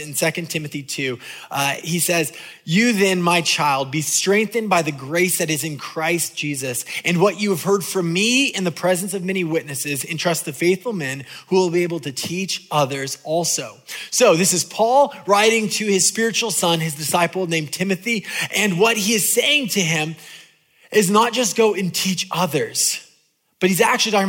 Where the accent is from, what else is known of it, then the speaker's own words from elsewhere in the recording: California, United States; I'm from California